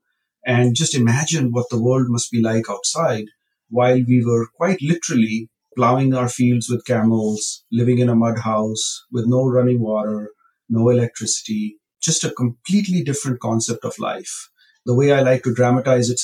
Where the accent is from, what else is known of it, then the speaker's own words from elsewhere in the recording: Rajasthan, India; now in Silicon Valley, United States; I grew up in India. My father was a farmer. We lived in a very rural part of India in a village